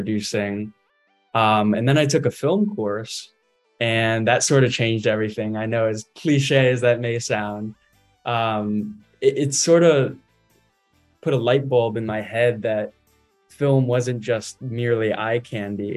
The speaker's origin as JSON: {"language": "English", "town": "McLean", "region": "Virginia", "country": "United States", "said": "I come from Northern Virginia, just McLean, Virginia"}